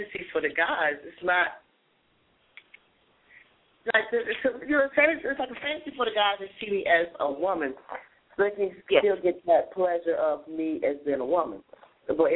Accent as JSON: {"language": "English", "region": "North Carolina", "country": "United States", "said": "I'm from North Carolina, I'm from the South"}